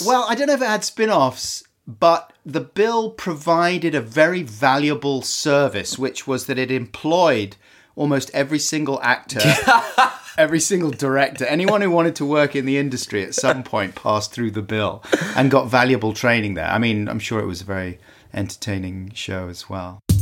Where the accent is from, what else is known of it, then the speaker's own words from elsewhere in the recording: London, United Kingdom; also born or lived in Earl's Court; I was born in the Gold Hawk Road